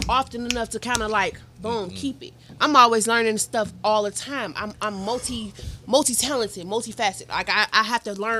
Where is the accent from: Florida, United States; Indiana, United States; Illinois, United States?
Illinois, United States; Chicago; I'm originally from Chicago. Half my family is from Trinidad. Half my family is from Nigeria.